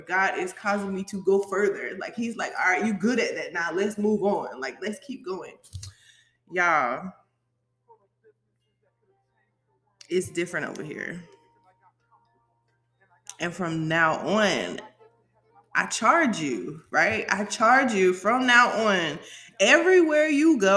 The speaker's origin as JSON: {"language": "English", "town": "Savannah", "region": "Georgia", "country": "United States", "said": "I'm from Savannah. Okay, I'm from Savannah, Georgia"}